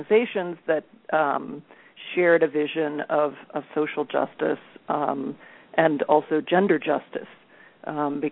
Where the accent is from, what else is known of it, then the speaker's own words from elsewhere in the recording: Colorado, United States; I grew up in Colorado.